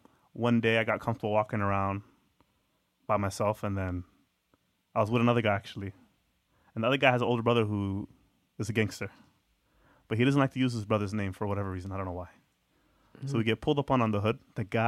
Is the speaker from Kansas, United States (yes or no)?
no; Atlanta, Georgia, United States; Yeah, I came from Atlanta.